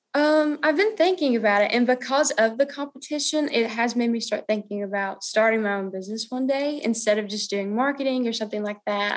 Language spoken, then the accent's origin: English; Clinton, Tennessee, United States; from Clinton, Tennessee, and I go to Clinton High School